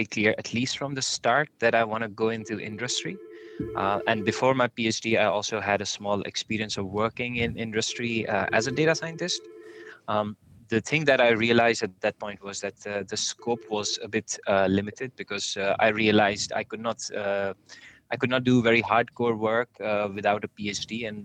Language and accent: English; India; moved away as an adult; now in Netherlands; I come from India. That's where I was born. I live in Netherlands